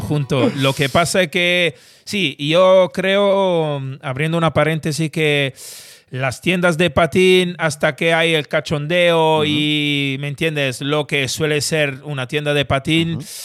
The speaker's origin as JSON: {"language": "Spanish", "country": "Italy", "moved": "as an adult", "lives_now": "Spain", "said": "siendo italiano"}